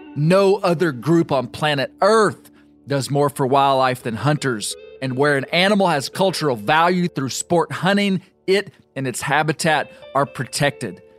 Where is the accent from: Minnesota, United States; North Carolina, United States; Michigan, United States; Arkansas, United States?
Arkansas, United States; my home state